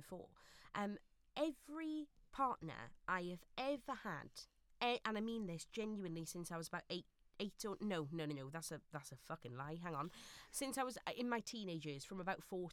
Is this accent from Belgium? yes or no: no; Neath, Wales, United Kingdom; my hometown of Neath in South Wales